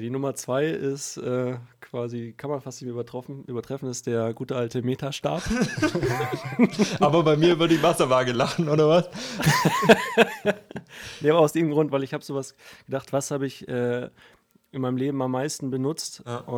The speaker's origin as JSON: {"language": "German", "region": "Berlin", "country": "Germany", "tie": "born or raised there", "moved": "yes", "lives_now": "Baden-Württemberg, Germany", "said": "Ne, ich komme ursprünglich aus Berlin."}